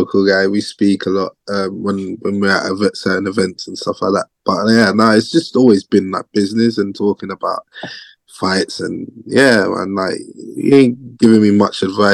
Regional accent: Harrow, London, United Kingdom; I grew up in Northwest London. Place called Harrow

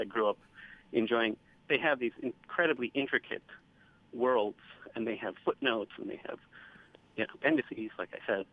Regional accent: United States; as an American

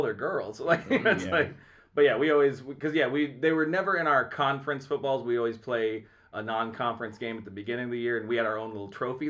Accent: St. Ansgar, Iowa, United States; moved away; My hometown's St. Ansgar

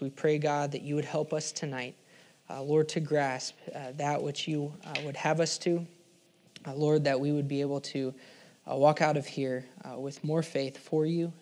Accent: Oklahoma, United States; I'm from Oklahoma

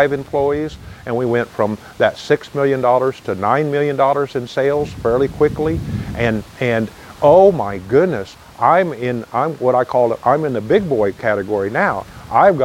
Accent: United States; I'm already an American

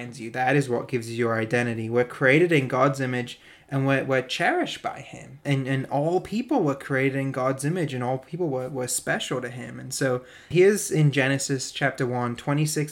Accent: North East England, United Kingdom; moved away; I used to live in the northeast of England

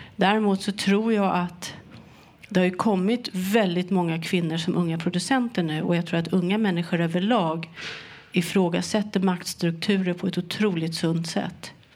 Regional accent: Sweden; jag var ju svensk

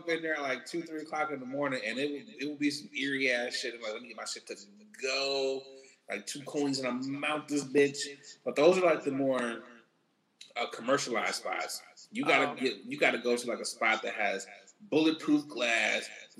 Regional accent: Michigan, United States; now in Chicago, United States; I know I'm from Michigan.

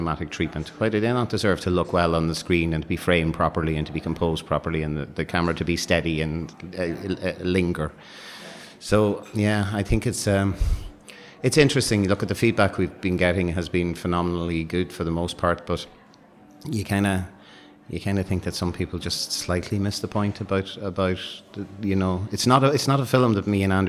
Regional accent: Ireland; we're Irish

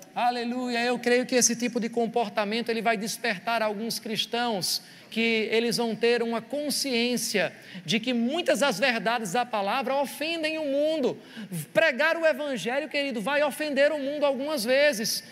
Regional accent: Brazil; como brasileiro

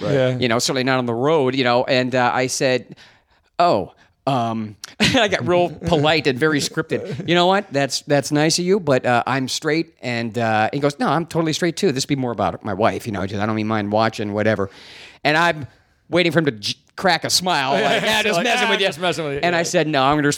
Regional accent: Ohio, United States; also born or lived in Pittsburgh, Pennsylvania; I'm from Ohio. I was born in Pittsburgh, raised in Ohio.

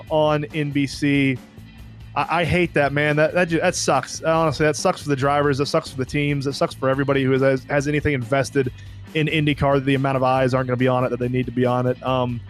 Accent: South Georgia, United States; I was born and raised in South Georgia. Like, I never lived in Ohio. I never lived in Texas.

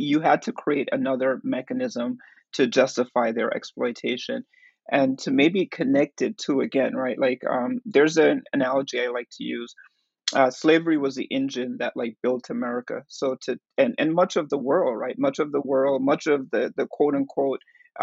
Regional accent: Jamaica; now in New York City, United States; I'm from Jamaica

